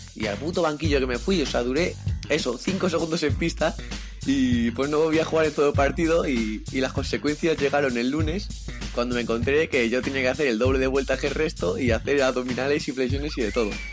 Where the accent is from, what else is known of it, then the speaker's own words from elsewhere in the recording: Madrid, Community of Madrid, Spain; soy de aquí de Madrid, del distrito de Ciudad Lineal.